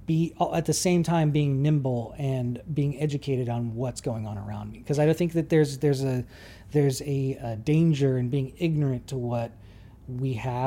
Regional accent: Georgetown, California, United States; I grew up in Georgetown. That's pretty rural

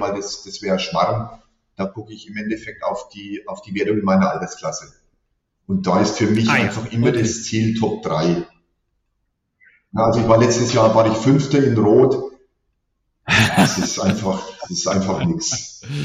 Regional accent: Teuschnitz, Bavaria, Germany; Ich komme gebürtig aus Teuschnitz, Oberfranken

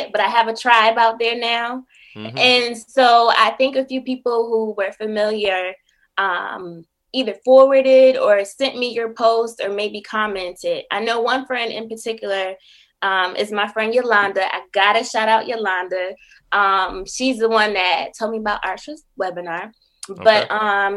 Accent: Buffalo, New York, United States; moved away as an adult; also born or lived in Syracuse, New York / Washington, District of Columbia, United States / Prince George's County, Maryland; now in Philadelphia, United States; I'm originally from Buffalo, New York

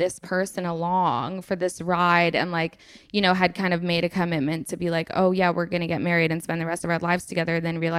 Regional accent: England, United Kingdom; also born or lived in United States; Like I served in the army and I'm from England and I lived in America and I've got all these things

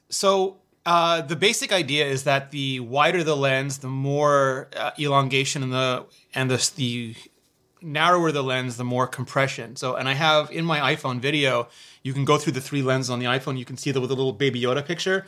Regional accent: Canada; I'm Canadian

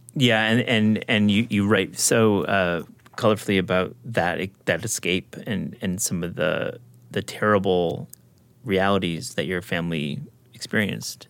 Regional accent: West Michigan, United States; I grew up in West Michigan

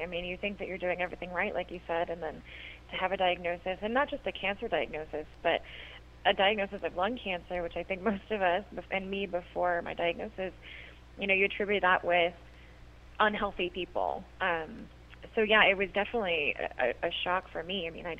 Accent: Idaho, United States; I grew up in Idaho, and it's a beautiful state, but it also has extremely high levels of radon

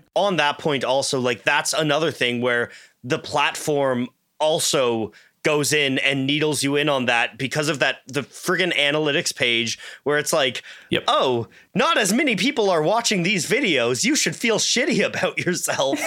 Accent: Canada; I'm Canadian

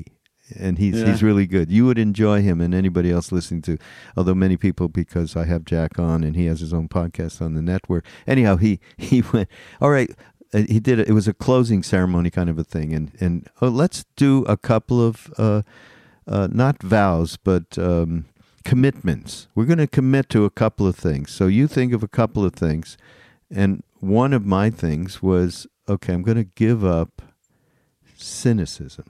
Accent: Montreal, Quebec, Canada; also born or lived in Toronto; I grew up Jewish in Montreal

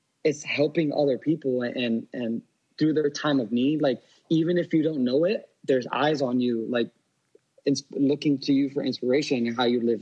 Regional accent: Miami, Florida, United States; I was born in South Florida in Miami

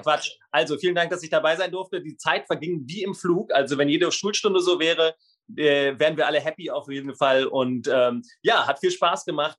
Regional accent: Berlin, Germany; ich komme aus dem Südwest-Berlin, da gab es dann Gymnasien

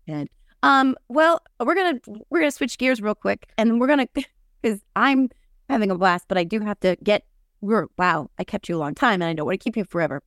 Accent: New Jersey, United States; I'm from New Jersey

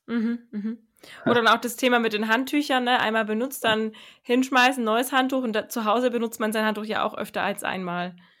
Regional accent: Germany; bei uns in Deutschland

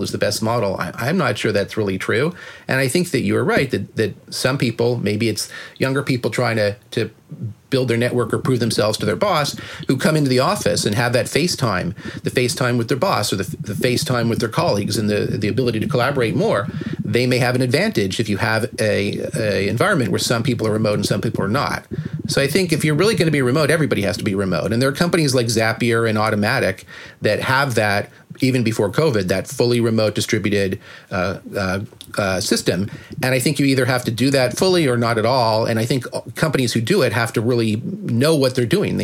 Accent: Toronto, Ontario, Canada; now in San Francisco, United States; my hometown of Toronto

